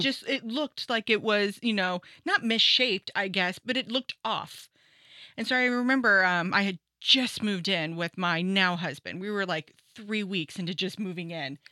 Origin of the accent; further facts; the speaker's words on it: Santa Maria, California, United States; also born or lived in San Diego; I grew up in Santa Maria, lived there the majority of my life with a short, kind of long stint in San Diego